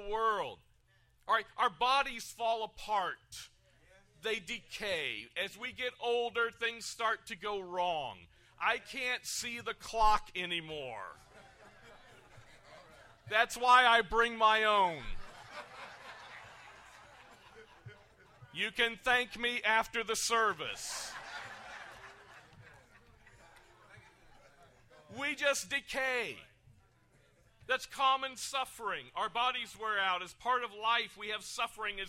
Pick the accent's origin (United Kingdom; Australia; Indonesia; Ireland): United Kingdom; now in United States; I am British American